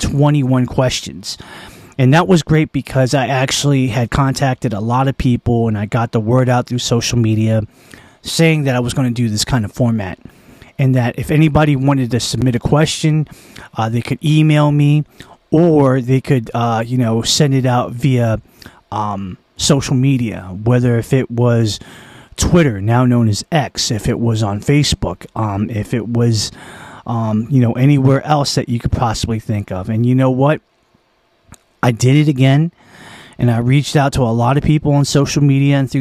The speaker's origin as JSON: {"language": "English", "town": "Annapolis", "region": "Maryland", "country": "United States", "tie": "born or raised there", "said": "We are in Naptown. We are in my hometown, which is also the town of my birth"}